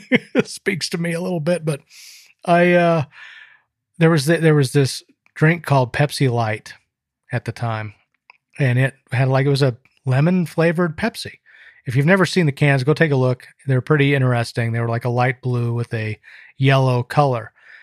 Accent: Salt Lake City, Utah, United States; I grew up in Salt Lake City and we were a Mormon family.

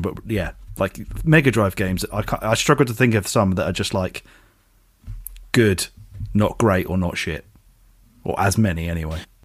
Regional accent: United Kingdom; we are British

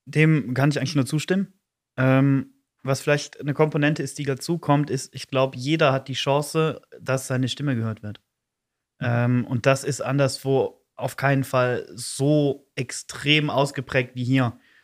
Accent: Eupen, Wallonia, Belgium; ich bin 26, komme aus Olpen

